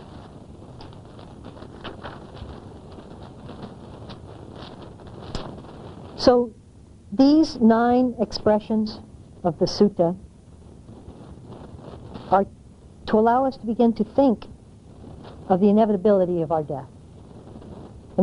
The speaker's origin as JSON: {"language": "English", "country": "United States", "also_born_or_lived": "Asia", "moved": "yes", "said": "I'm not an American in the same way I was when I left"}